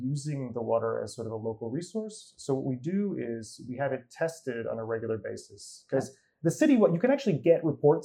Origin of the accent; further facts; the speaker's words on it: California near San Francisco, United States; moved away as an adult; now in Copenhagen, Denmark; I grew up in California near San Francisco